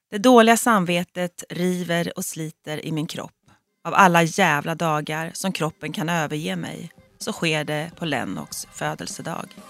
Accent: Fjugesta, Örebro County, Sweden; moved away as an adult; now in Stockholm, Sweden; Jag är ju född och uppvuxen i Fjugesta som ligger utanför Örebro

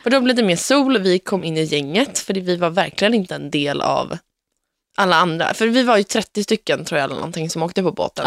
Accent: Sweden; now in Gothenburg, Sweden; hemma i Sverige

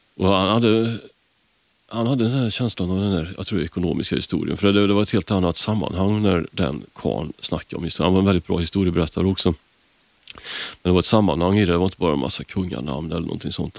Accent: Karlstad, Värmland, Sweden; moved away; jag kommer från Karlstad från början

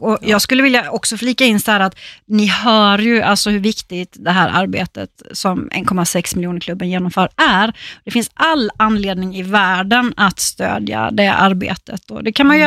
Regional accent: Småland, Sweden; som vi säger hemma i Småland

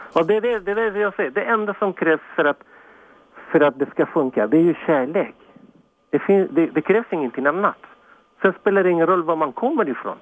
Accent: Chile; now in Sweden; jag kommer från Chile

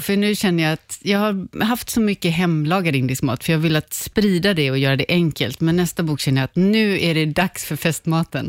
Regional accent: Tjörn, Västra Götaland, Sweden; moved away; also born or lived in Lahore, Pakistan; jag är uppvuxen på Körn på västkusten

